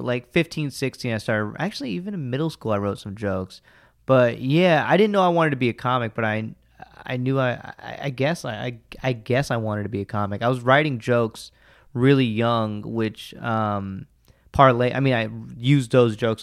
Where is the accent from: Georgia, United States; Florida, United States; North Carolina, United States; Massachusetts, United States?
Georgia, United States; Alpharetta; I'm from the suburbs of Atlanta. I'm from Alpharetta